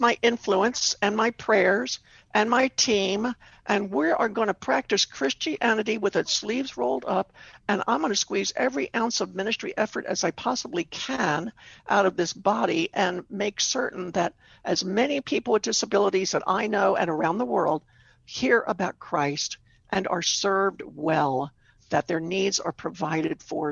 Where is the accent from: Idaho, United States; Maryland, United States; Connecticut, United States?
Maryland, United States; Baltimore; I lived, I grew up in Baltimore, did my rehabilitation there